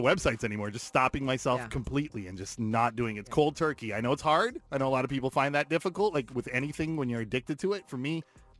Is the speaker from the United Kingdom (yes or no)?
no; Guyana; I'm Guyanese, so, like, being West Indian